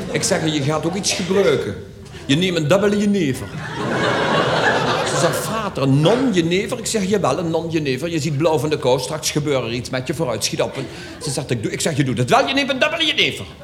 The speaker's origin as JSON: {"language": "Dutch", "town": "Schin op Geul", "region": "Limburg", "country": "Netherlands", "said": "ooit je nog een puul, zeggen ze bij ons in Schin op {S255} Guul."}